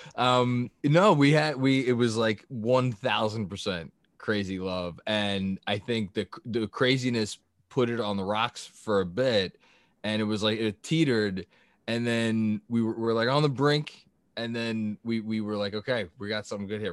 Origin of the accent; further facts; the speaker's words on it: New York City, New York, United States; I grew up in, in Staten Island